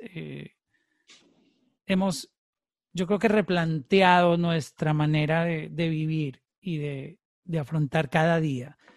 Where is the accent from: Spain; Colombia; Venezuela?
Colombia; En, Colombia, en mi país